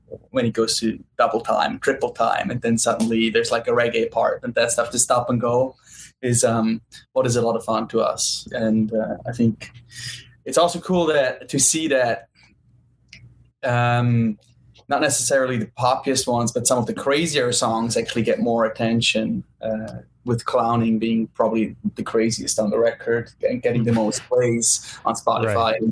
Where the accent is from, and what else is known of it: Switzerland; born or raised there; moved away as an adult; also born or lived in New York; now in Los Angeles, United States